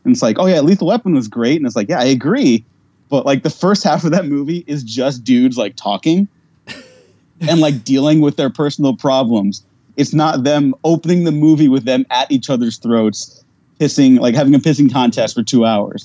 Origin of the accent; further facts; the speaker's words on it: United States; I, am Mexican, but i I was born in America